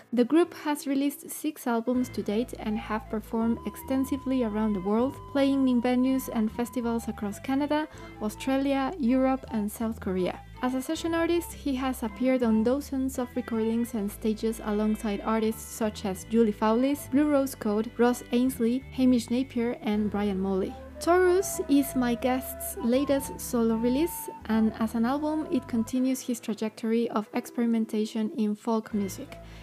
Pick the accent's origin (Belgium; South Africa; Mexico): Mexico; I'm from Mexico